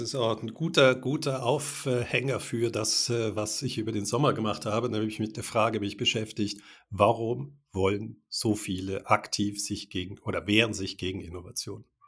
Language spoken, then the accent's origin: German; Germany; first language German; now in Switzerland; Wir sind ja auch beide in Deutschland geboren. Ich lebe seit äh, 33 Jahren in der Schweiz